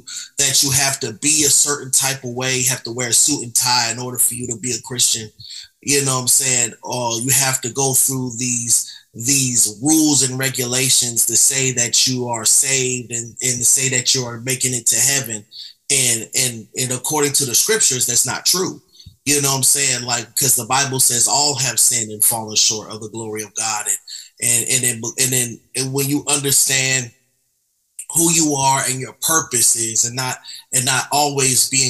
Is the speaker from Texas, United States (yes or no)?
no; Atlanta, Georgia, United States; also born or lived in Albany, New York; I came down here at a young age